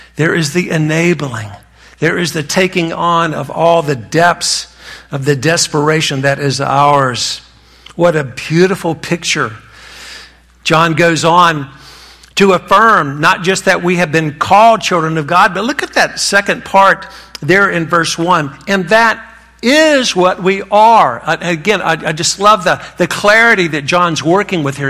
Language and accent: English; North Carolina, United States; accent: Southern; I was raised in North Carolina. That's where this accent comes from